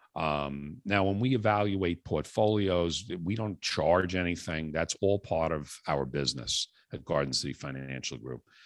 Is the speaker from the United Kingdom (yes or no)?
no; New York City, New York, United States; moved away as an adult; now in Long Island, United States; I was uh, born and raised in the Bronx, New York, moved out to Long Island uh, probably about 30 some odd years ago